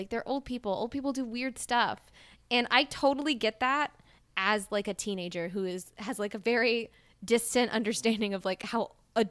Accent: Mississippi, United States; Yeah, we're from Mississippi. We're from the South.

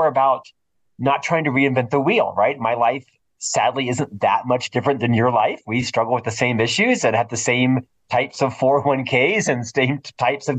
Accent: Florida, United States; now in Salt Lake City, United States; I'm originally from Florida.

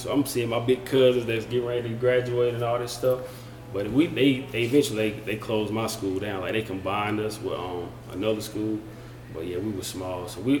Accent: Jonesville, South Carolina, United States; Well, I'm from Jonesville, South Carolina.

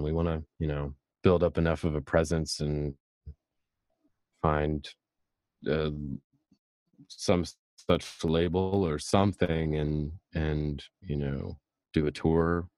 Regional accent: Texas, United States; I was from Texas

